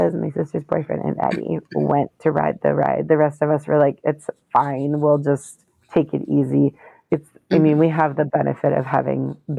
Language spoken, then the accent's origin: English; Minnesota, United States; And we're from Minnesota.